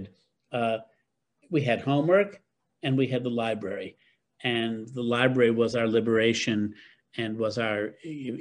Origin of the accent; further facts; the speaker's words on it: upstate New York, United States; moved away; also born or lived in Boston; I grew up in New York